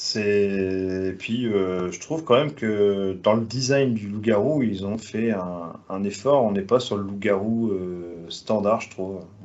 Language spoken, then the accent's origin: French; France; je suis français